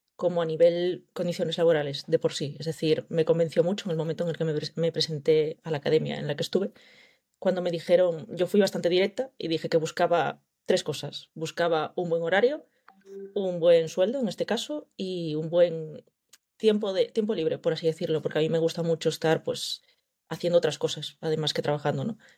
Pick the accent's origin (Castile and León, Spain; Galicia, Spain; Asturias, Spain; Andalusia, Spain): Galicia, Spain; Vigo; vengo de Galicia, llevo viviendo toda la vida aquí